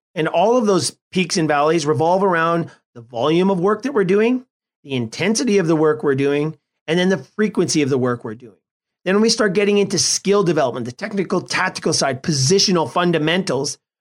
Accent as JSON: {"language": "English", "town": "Edmonton", "region": "Alberta", "country": "Canada", "tie": "born or raised there", "said": "In my hometown of Edmonton is a real hockey hotspot."}